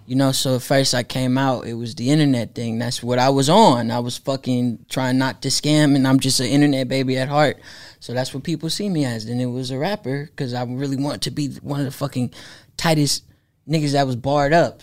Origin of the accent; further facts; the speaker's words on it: Oakland, California, United States; I'm from Oakland.